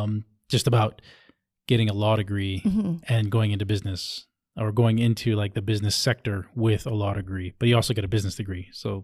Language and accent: English; Texas, United States; born there; Even though my family hails from Hawaii, mm-hmm. I was born in Texas.